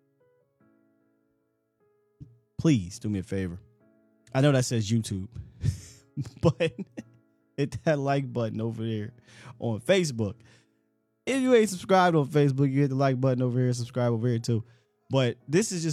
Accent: Pennsylvania, United States; I know where I'm from, right? I'm from Pennsylvania

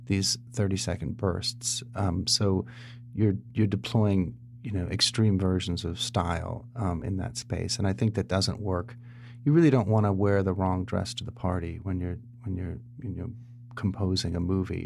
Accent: San Diego, California, United States; also born or lived in Tennessee / Los Angeles; I grew up in San Diego

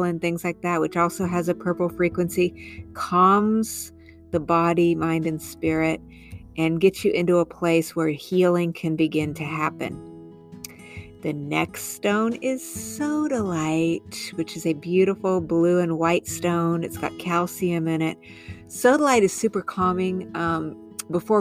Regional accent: New Mexico and Southern Arizona, United States; I grew up in New Mexico and Southern Arizona

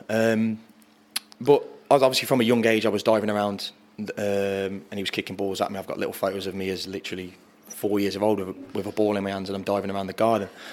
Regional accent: Arley, West Midlands, United Kingdom; growing up in Arley

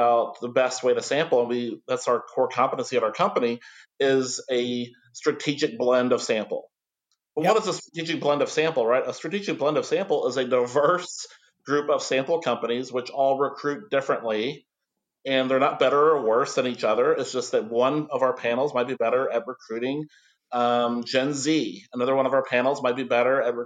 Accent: near Fort Knox, Kentucky, United States; I grew up near Fort Knox, Kentucky

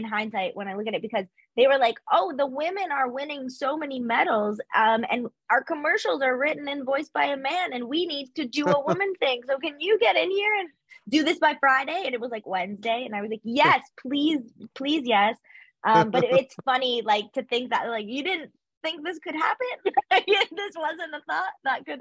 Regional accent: Canada; as a Canadian

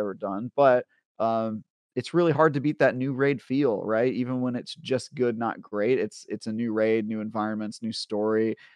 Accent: Oakland, California, United States; I grew up in Oakland in the nineties

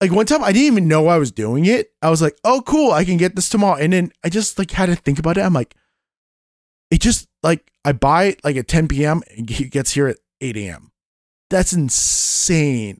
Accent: Vancouver, British Columbia, Canada; Back in the nineties when I was growing up in Canada with my parents and everything. My dad was part of a union, um, it was a company called Western Bakery back in, uh, Vancouver

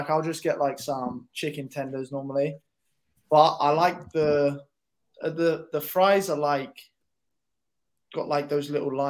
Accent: London, United Kingdom; moved away; also born or lived in South of England; I'm from London, but I moved down south.

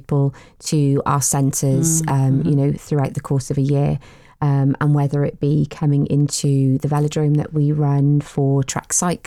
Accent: Newport, Wales, United Kingdom; from Newport. Lived in Newport all my life, really passionate about the city

